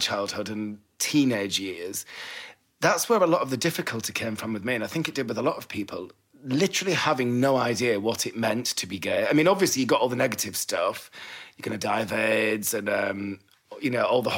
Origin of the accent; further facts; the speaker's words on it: Bolton, North West England, United Kingdom; I was growing up in Bolton in the late 70s